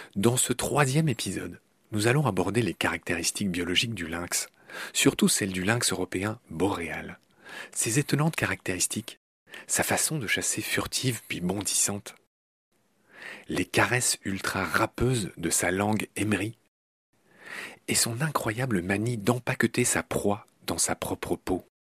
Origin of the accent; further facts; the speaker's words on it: Lorraine, Grand Est, France; je suis lorrain